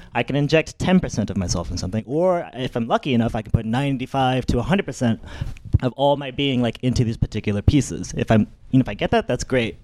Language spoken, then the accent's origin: English; the Deep South, United States; now in New York, United States; I grew up in the South